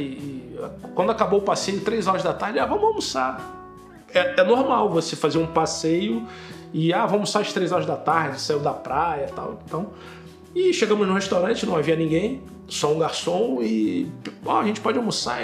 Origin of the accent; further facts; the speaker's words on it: Rio de Janeiro, Brazil; moved away as an adult; now in Braga, Portugal; eu sou do Rio de Janeiro, tenho 40 anos. Eu tô em Braga, uh, cheguei em Braga em maio de 2019